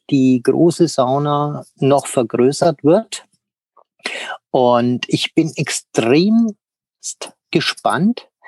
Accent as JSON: {"language": "German", "town": "Münchberg", "region": "Bavaria", "country": "Germany", "tie": "born or raised there", "said": "ich bin ja gebürtig aus Münchberg"}